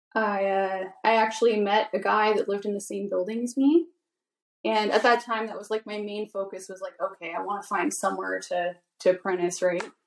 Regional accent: Vancouver Island, British Columbia, Canada; I'm from Vancouver Island.

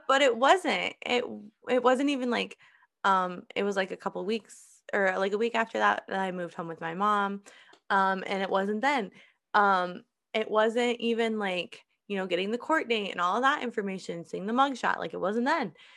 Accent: Iowa, United States; moved away; I'm moving to, back to my home state, back to Iowa

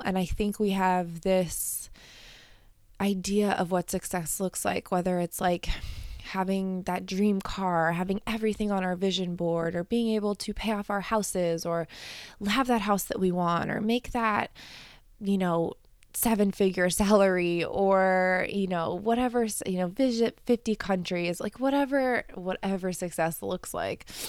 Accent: Colorado, United States; moved away; I grew up in Colorado

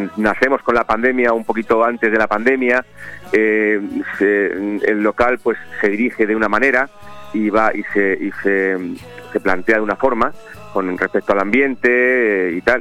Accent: Benidorm, Valencian Community, Spain; Como buenos benidormenses, somos, somos creyentes y seguidores

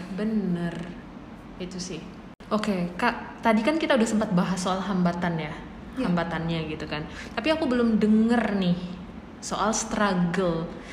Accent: Java, Indonesia; kami orang Jawa

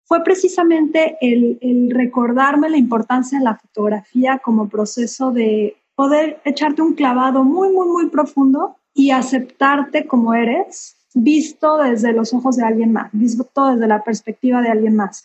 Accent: Mexico; now in Cancún, Mexico; soy fotógrafa mexicana, llevo ya viviendo en Cancún casi 30 años, entonces eh, soy orgullosamente cancunense

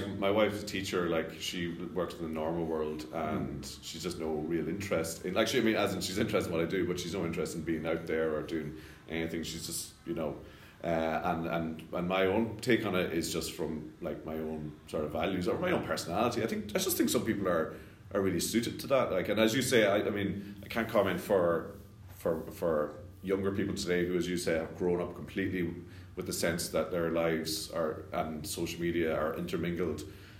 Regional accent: Scotland, United Kingdom; born there; So, yeah, I was born in Scotland.

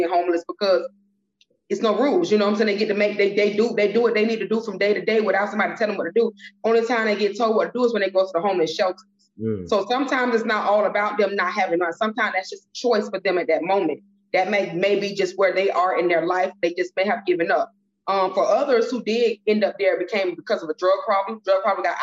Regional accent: Miami, Florida, United States; also born or lived in Tallahassee, Florida; I'm originally from Miami, Florida. Dade County, all the way, still to this day.

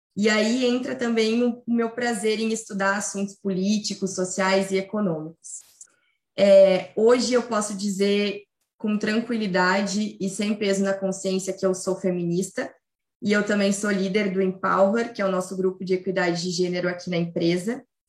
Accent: Rio Grande do Sul, Brazil; eu sou gaúcha

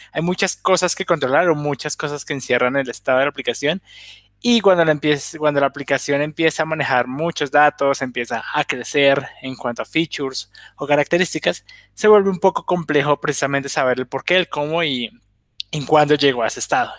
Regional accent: Colombia; now in Bolivia; soy de Colombia, ahorita estoy en Bolivia

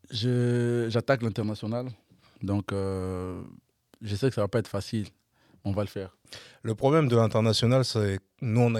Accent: Kinshasa, DR Congo; Moi, je suis d'un Des Bonhommes.

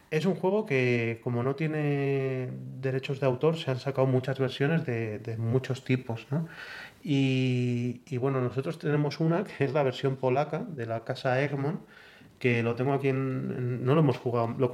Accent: Balearic Islands, Spain; floro en la BSK i soc de Mallorca.

